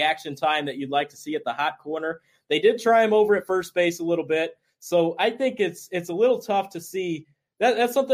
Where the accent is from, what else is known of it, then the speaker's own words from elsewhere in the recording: Fort Wayne, Indiana, United States; my hometown, Fort Wayne